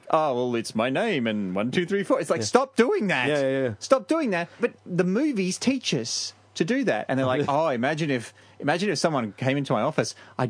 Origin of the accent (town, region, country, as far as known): Australia; accent: Australian